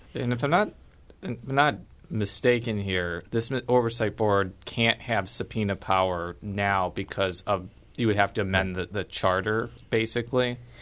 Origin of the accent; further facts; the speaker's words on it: Chicagoland suburbs, Illinois, United States; now in St. Louis, United States; I'm from the Chicagoland suburbs